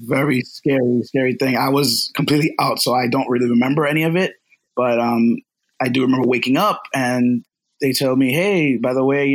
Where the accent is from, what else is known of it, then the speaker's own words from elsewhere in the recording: Los Angeles, California, United States; now in Brooklyn, United States; I was born over